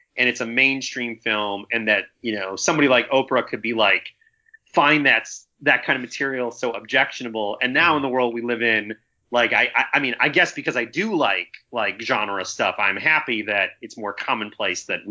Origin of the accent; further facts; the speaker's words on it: Chicago, Illinois, United States; I'm from Chicago